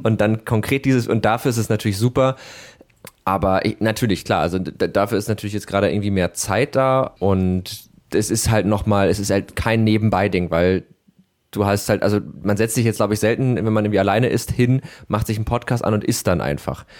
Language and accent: German; Hamburg, Germany; ich komme ursprünglich aus Harburg